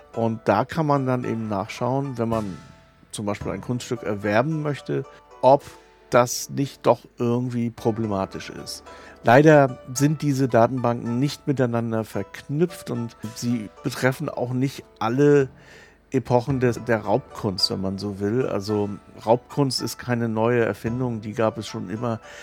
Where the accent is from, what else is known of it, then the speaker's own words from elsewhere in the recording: Germany; moved away as an adult; also born or lived in Asia; Ich bin an der Ostsee aufgewachsen